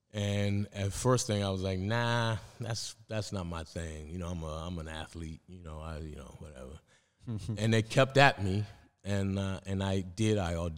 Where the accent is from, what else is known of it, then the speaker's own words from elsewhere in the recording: Roxbury, Massachusetts, United States; there weren't a lot of people going to college from where I came from Roxbury.